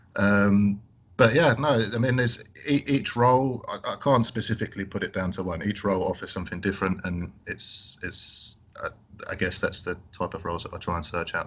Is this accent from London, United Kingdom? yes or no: yes; London, United Kingdom; I grew up in London